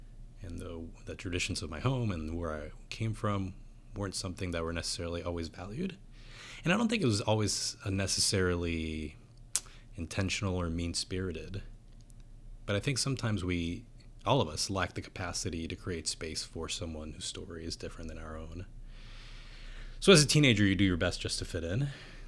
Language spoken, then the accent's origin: English; San Juan, Puerto Rico; So I was born outside of San Juan, Puerto Rico. Both my parents are Puerto Ricans.